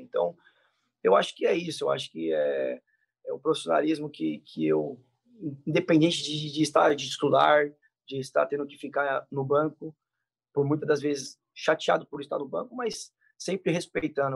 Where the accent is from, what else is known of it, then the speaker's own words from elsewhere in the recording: São Paulo, Brazil; eu sou de São Paulo